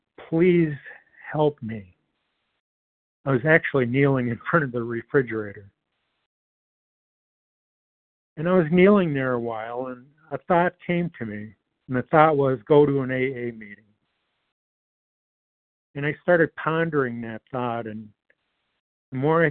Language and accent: English; Detroit, Michigan, United States; I grew up in the Metro Detroit area